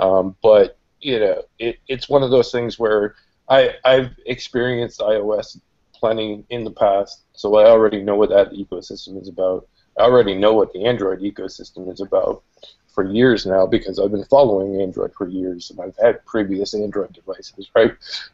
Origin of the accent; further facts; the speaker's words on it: Canada; I'm Canadian